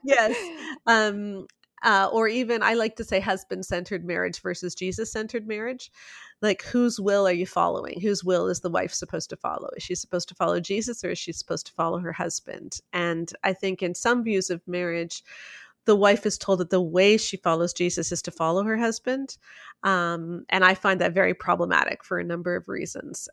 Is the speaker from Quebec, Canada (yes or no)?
no; Toronto, Ontario, Canada; I grew up in Toronto, so largest city in Canada, I lived downtown for a lot of it, so big city girl.